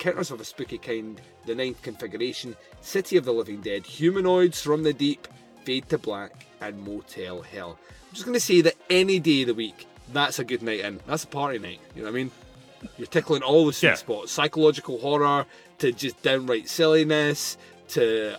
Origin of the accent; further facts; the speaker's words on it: Scotland, United Kingdom; I'm Scottish